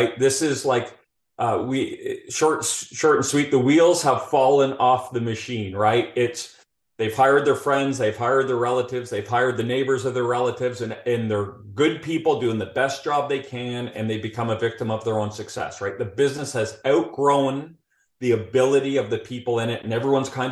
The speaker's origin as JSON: {"language": "English", "town": "Calgary", "region": "Alberta", "country": "Canada", "accent": "Canadian", "moved": "as an adult", "lives_now": "Houston, United States", "said": "I'll be speaking Canadian throughout this whole conversation"}